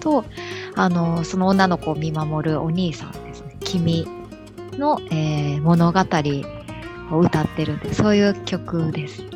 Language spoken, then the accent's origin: Japanese; Kobe, Hyogo, Japan; also born or lived in Nishinomiya; 生まれは西宮なんですけれども、あの震災後にすぐ神戸に移ってきまして